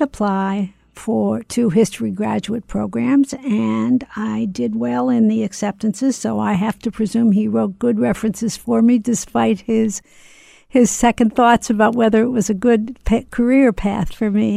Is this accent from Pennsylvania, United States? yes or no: yes; Philadelphia, Pennsylvania, United States; somebody who grew up in Philadelphia